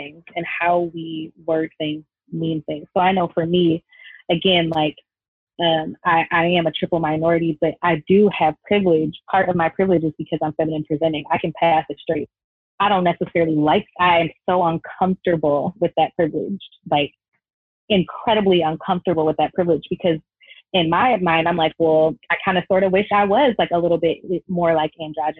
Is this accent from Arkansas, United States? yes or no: no; Detroit, Michigan, United States; moved away as an adult; now in Hawaii, United States; I was born in Detroit. I was raised in Metro Detroit